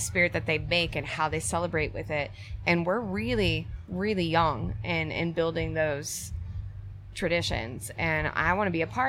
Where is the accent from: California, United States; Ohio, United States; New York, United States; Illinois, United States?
Illinois, United States; Peoria; moved away; I grew up in Peoria, Illinois